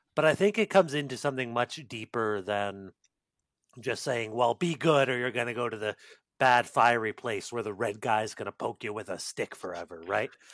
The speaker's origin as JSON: {"language": "English", "country": "United States", "said": "as an American"}